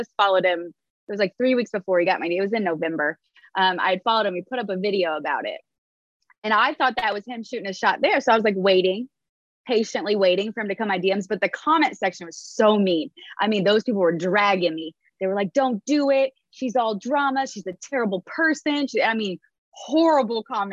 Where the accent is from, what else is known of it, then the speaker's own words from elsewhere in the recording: Indiana, United States; moved away as an adult; now in South Carolina, United States; I'm from Indiana